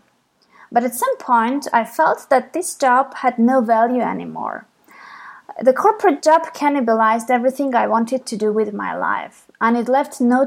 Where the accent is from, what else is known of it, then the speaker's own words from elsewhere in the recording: Armenia; I'm from Armenia